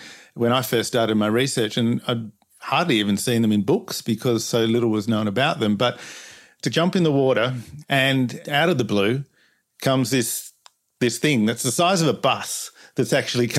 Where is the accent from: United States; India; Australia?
Australia; Perth, Western Australia; I'm from Perth, Western Australia